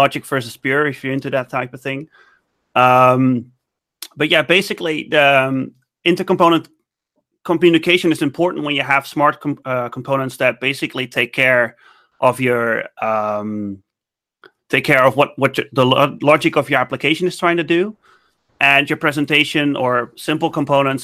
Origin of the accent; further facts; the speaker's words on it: Netherlands; I'm from the Netherlands, 29 years old